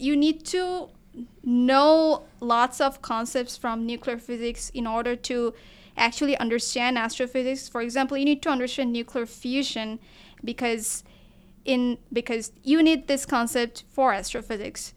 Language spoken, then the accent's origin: English; Bangladesh; moved away as an adult; now in Kent, United States; I am from Bangladesh, so our cuisine is pretty much similar to the Indian cuisine